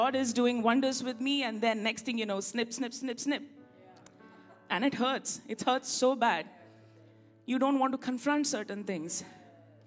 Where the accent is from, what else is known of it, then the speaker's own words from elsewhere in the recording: India; I'm an Indian after all